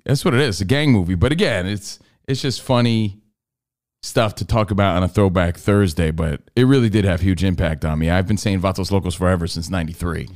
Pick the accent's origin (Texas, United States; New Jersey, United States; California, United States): New Jersey, United States; Union; I grew up in Union, New Jersey, bunch of Irish and Italian kids